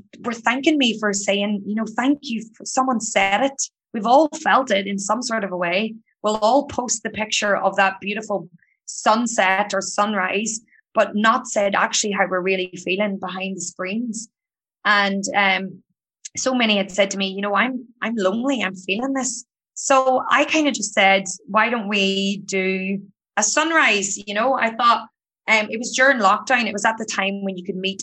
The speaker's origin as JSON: {"language": "English", "area": "County Down", "region": "Northern Ireland", "country": "United Kingdom", "moved": "as an adult", "lives_now": "Sydney, Australia", "said": "I'm from County Down in Ireland."}